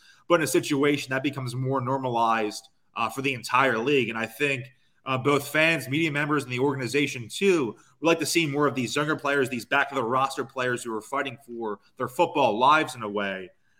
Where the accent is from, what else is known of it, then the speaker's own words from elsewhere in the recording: Philadelphia, Pennsylvania, United States; Got that Irish Catholic in me for sure. Originally from Grace Ferry section of Philadelphia. Super duper Irish Catholic there.